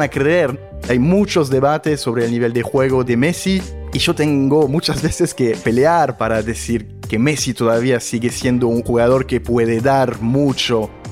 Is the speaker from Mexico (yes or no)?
no; France; now in Buenos Aires, Argentina; Yo como periodista francés que trabaja acá en la Argentina